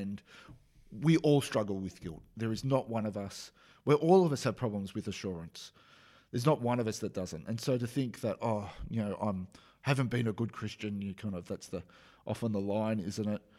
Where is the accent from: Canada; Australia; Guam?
Australia; accent: Australian; that's my Australian accent